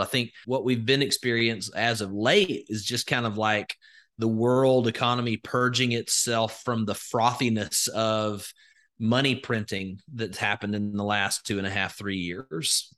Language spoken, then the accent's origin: English; Alabama, United States; I'm from Alabama, born and raised, grew up in a very rural setting